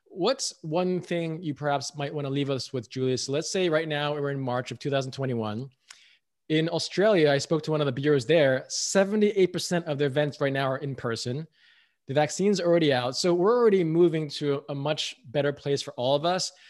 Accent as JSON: {"language": "English", "country": "United States", "said": "I'm American"}